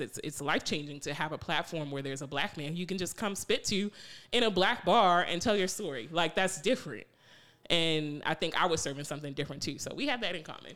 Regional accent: New York, United States; moved away; also born or lived in Randallstown, Maryland; growing up in New York

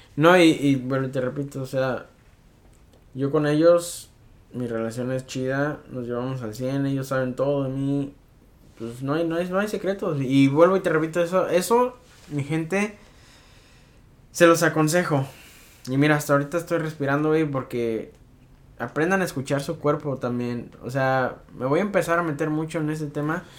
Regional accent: Mexico; uno como mexicano

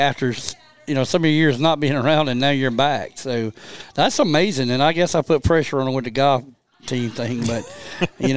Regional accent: Troy, United States; I'm from Troy

